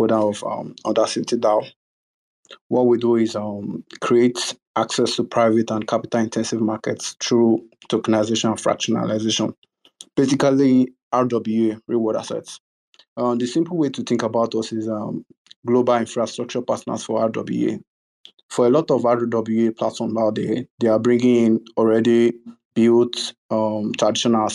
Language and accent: English; Nigeria; I'm from Nigeria